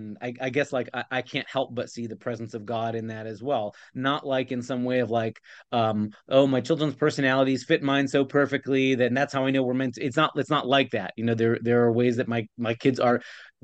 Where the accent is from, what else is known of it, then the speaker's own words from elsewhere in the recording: Ohio, United States; moved away as an adult; also born or lived in Pennsylvania; I grew up in Ohio and I planned on, my whole life in my childhood and teenagehood all lived in the state of Ohio